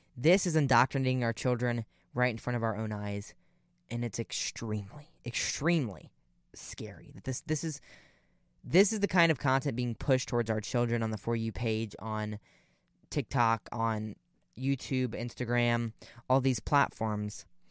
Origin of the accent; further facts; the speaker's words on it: Ohio, United States; I'm from Ohio